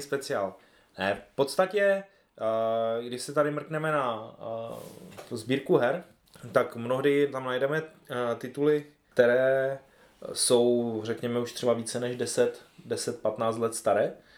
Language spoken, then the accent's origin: Czech; Ostrava region, Moravian-Silesian Region, Czechia; tady u nás na Ostravsku